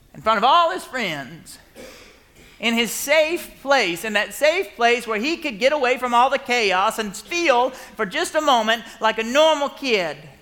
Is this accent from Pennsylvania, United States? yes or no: no; Marietta, Georgia, United States; I was from Marietta.